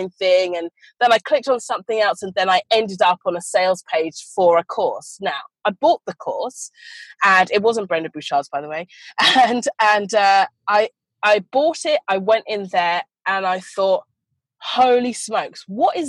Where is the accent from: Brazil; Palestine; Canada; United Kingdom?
United Kingdom; moved away as an adult; also born or lived in London; now in Australia; I am an Australian citizen, but I was born in the UK. So I've been here for about 8 years now.